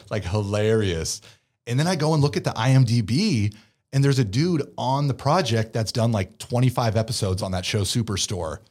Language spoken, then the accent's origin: English; Pleasanton, California, United States; accent: Valley Boy; also born or lived in San Diego; growing up in the Bay